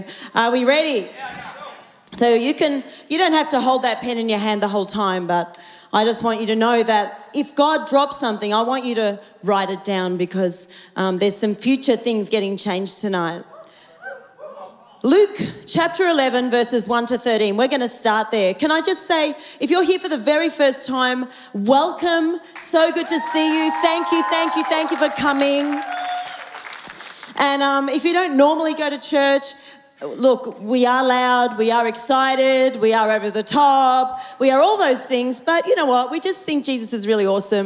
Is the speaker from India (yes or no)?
no; Australia; I'm about as colonial Aussie as you can get